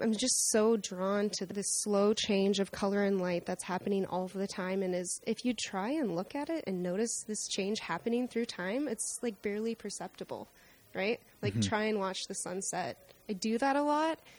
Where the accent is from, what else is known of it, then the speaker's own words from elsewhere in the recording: South Dakota, United States; moved away; also born or lived in Minnesota; And I grew up in South Dakota where it's just horizontal landscape everywhere.